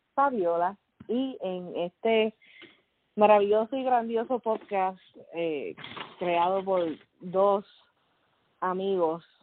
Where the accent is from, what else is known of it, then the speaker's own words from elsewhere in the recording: Puerto Rico; moved away as an adult; also born or lived in Fajardo, Puerto Rico / Luquillo, Puerto Rico; now in Kentucky, United States; nací criada en Puerto Rico, ah, mayormente en el área de Río Piedra, Guaynao, Carolina, y en este momento estoy viviendo en Kentucky